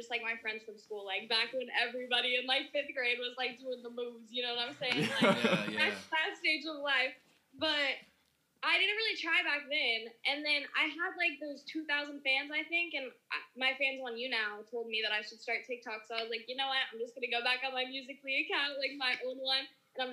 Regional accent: Dallas, Texas, United States; I grew up in Dallas, Texas

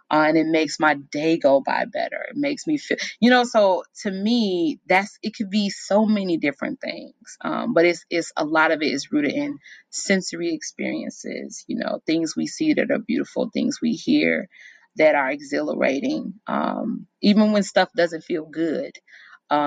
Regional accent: Chicago, Illinois, United States; moved away; I'm from Chicago

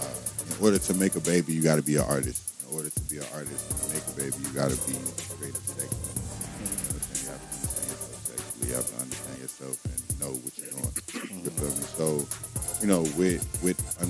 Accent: Henderson, North Carolina, United States; also born or lived in Dothan, Alabama / Charlotte, North Carolina; I'm from North Carolina, man, Henderson, North Carolina, by way of West End, West Side, but a lot of my roots is in Dothan, Alabama, so backwood country boy. I've been in Charlotte since 2008

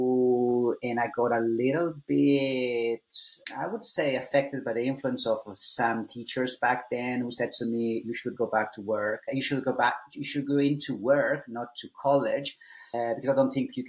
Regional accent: Italy; first language Italian; English is a second language; moved away as an adult; also born or lived in Ireland; I was born in Italy back in 1984.

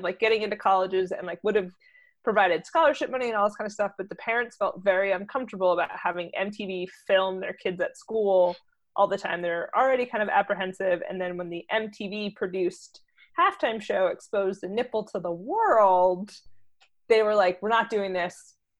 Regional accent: New Jersey, United States; I am a kid from Jersey, from the burbs.

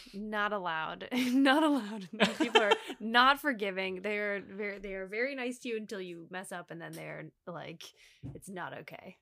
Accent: La Crosse, Wisconsin, United States; moved away as an adult; also born or lived in Nashville, Tennessee / Madison, Wisconsin / North Carolina / San Francisco; now in Los Angeles, United States; my hometown, La Crosse, Wisconsin

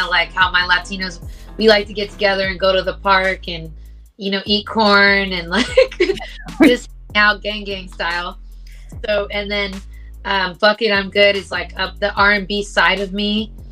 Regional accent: Los Angeles, California, United States; people from

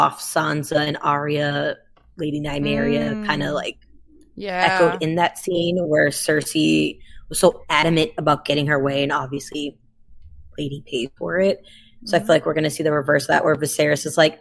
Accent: New England, United States; I grew up in New England

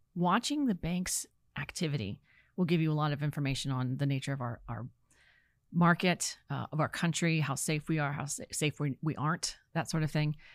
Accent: Virginia, United States; moved away as an adult; also born or lived in California; I'm from Virginia

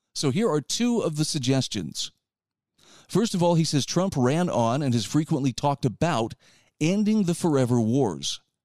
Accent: Utah, United States; my home state of Utah

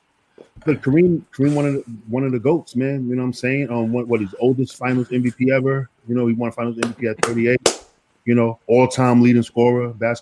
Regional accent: New York City, New York, United States; also born or lived in Suwanee, Georgia; now in Charleston, United States; I'm from New York City.

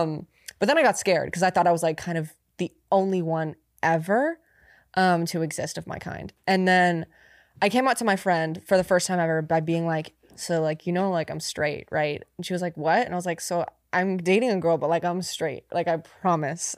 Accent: near Sacramento, California, United States; my hometown. It was like near Sacramento

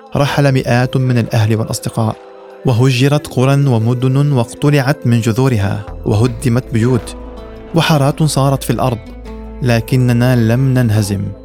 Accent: Syria; مستقبل بلدنا سوريا

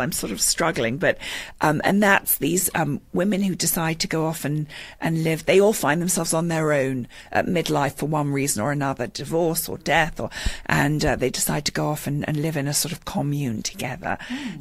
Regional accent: London, United Kingdom; moved away as an adult; now in Westport, United States; I was born in London, um, and I've been here for 16 years.

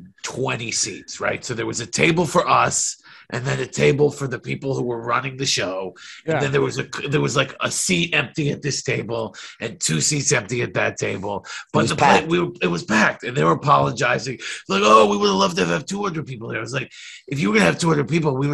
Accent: New York, United States; I'm from New York

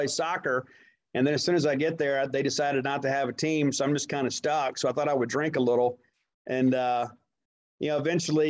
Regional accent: Columbia, Mississippi, United States; also born or lived in Kent, Mississippi; I was born in Kent, Mississippi. And then my parents split when I was about 15 months old. So I was basically raised by my grandparents until I was 8 in a town called Columbia, Mississippi

